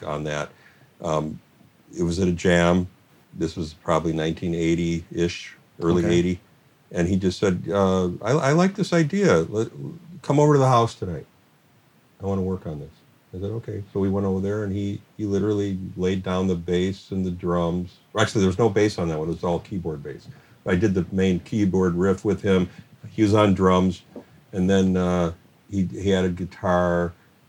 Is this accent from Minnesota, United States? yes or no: yes; St. Louis Park, Minnesota, United States; growing up in St. Louis Park